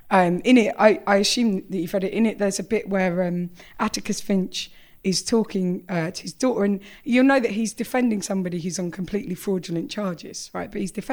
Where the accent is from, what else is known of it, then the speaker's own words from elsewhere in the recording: England, United Kingdom; I'm from England.